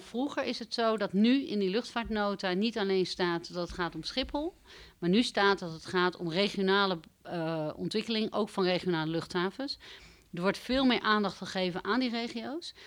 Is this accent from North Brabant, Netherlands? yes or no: no; Bussum, North Holland, Netherlands; moved away as an adult; also born or lived in Amstelveen / Groningen / Amsterdam; Ik ben eh, geboren in Amstelveen. Ik ben opgegroeid in Bussum